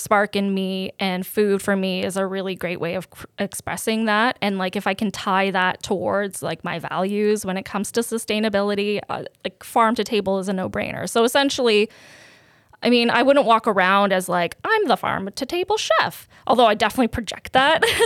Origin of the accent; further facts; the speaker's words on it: Canada; also born or lived in Serbia; I had such a great upbringing being an immigrant in Canada